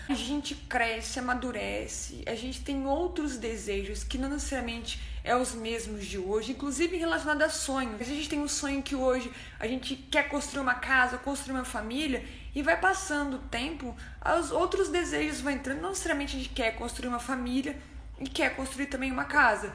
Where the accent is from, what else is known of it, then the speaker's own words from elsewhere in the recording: interior of Minas Gerais, Brazil; moved away; also born or lived in São Paulo; Sou no interior de Minas e quando eu saí de Minas, a primeira cidade que eu mudei foi para São Paulo